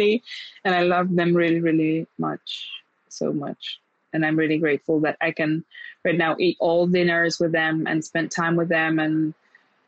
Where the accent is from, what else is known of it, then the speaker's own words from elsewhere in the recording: Lublin, Lublin Voivodeship, Poland; now in Warsaw, Poland; my hometown is the place, and the place that's always in my heart is Lublin.